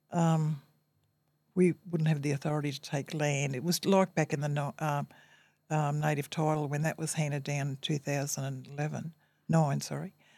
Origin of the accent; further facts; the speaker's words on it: Brisbane, Queensland, Australia; also born or lived in North Stradbroke Island; I've experienced a happy childhood growing up here into my adulthood and also rearing my family here.